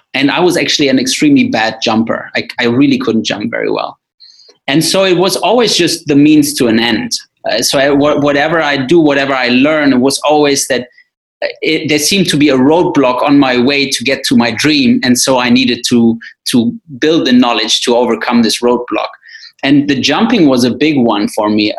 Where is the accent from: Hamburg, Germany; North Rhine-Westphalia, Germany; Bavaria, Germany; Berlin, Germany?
North Rhine-Westphalia, Germany; Wuppertal; my hometown Wuppertal